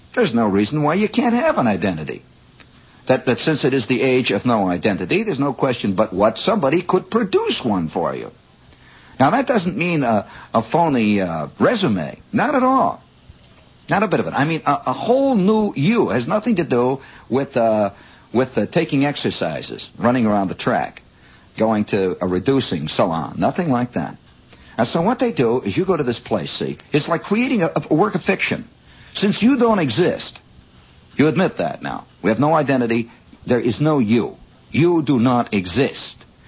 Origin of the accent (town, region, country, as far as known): Indiana, United States; moved away